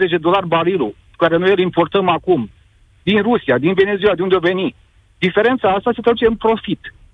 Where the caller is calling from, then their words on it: Piatra Neamț, Neamț County, Romania; din Piatra Neamț